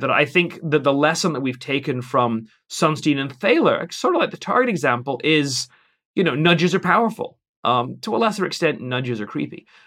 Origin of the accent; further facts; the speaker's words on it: England, United Kingdom; as an Englishman